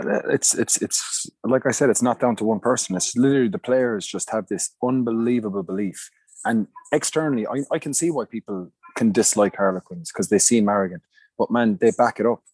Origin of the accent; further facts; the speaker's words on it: Munster, Ireland; moved away as an adult; I grew up in Munster